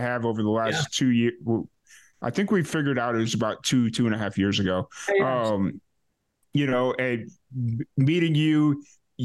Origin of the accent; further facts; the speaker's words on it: Chicago, Illinois, United States; I grew up in Chicago